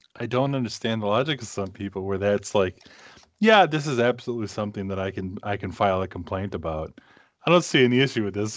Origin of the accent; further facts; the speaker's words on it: Massachusetts, United States; moved away as an adult; now in Minnesota, United States; growing up in New England